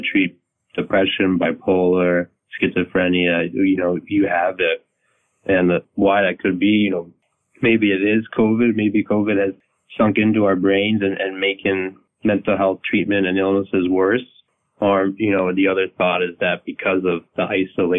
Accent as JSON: {"language": "English", "town": "Alexandria", "region": "Virginia", "country": "United States", "tie": "born or raised there", "said": "I'm a Virginia native. I grew up in Alexandria, Virginia"}